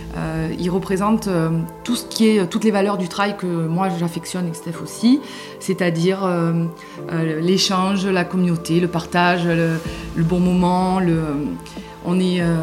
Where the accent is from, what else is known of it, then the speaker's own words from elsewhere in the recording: Simiane-Collongue, Provence-Alpes-Côte d'Azur, France; also born or lived in Châteaudun; now in Luberon, France; j'ai grandi bah, près de Marseille, dans un petit village euh, près de Marseille